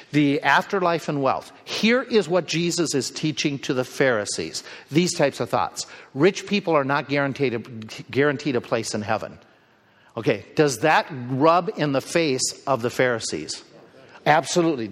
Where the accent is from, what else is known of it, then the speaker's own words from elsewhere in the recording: United States; we Americans